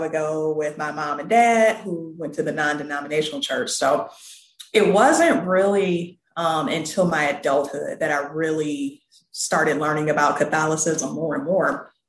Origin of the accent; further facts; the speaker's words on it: Detroit, Michigan, United States; I'm originally from Detroit. And so I grew up in a non-denominational church.